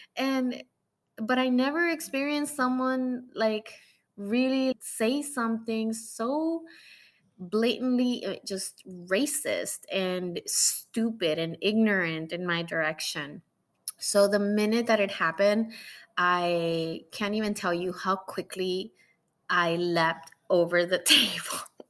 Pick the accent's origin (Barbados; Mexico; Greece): Mexico; now in United States; Mexican like me